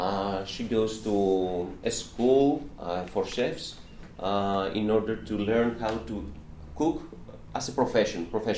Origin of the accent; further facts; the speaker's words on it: Chios, North Aegean, Greece; I am an English teacher. I'm also a French teacher. I come from Chios Island. It's an island in the Eastern Aegean Sea.